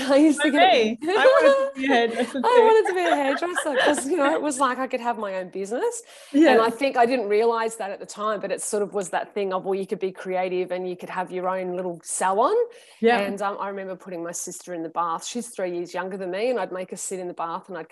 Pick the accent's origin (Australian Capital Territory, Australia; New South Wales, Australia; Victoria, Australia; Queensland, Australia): New South Wales, Australia; Sydney; I grew up on the southern beaches of Sydney, so around the Cronulla area